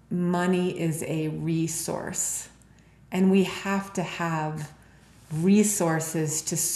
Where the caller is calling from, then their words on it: Park City, Utah, United States; I'm calling in from Heart Space right now, and out my window is Park City Mountain Resort